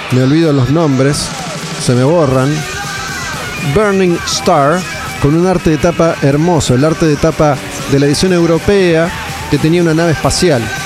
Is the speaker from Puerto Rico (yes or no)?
no; Olivos, Buenos Aires Province, Argentina; Yo era muy chico y, no, no iba mucho más allá de, Olivos, de zona norte